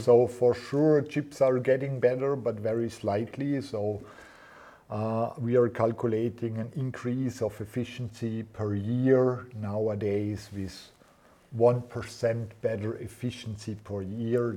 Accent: near Schruns, Vorarlberg, Austria; we moved to Schruns, yeah, mm-hmm. because it's close to my hometown

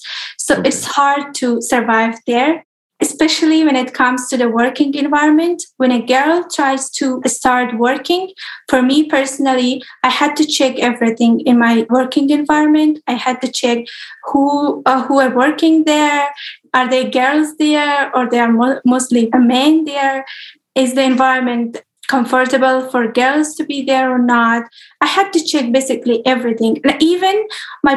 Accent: Afghanistan; my experience as a girl growing up in Afghanistan

